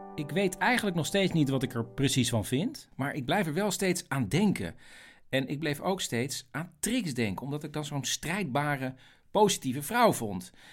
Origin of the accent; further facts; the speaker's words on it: Netherlands; wij als Nederlanders